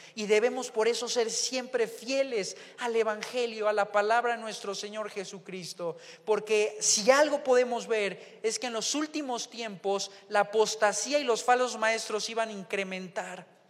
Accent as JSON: {"language": "Spanish", "country": "Mexico", "said": "el mexicano en relación al argentino, pues hablamos diferente"}